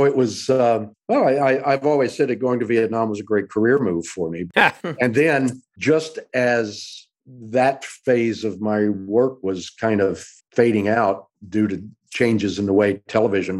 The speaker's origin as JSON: {"language": "English", "town": "Dallas", "region": "Texas", "country": "United States", "tie": "born or raised there", "also_born_or_lived": "New York", "moved": "as an adult", "lives_now": "Los Angeles, United States", "said": "I went back to my hometown of Dallas after college and did a lot of local theater there."}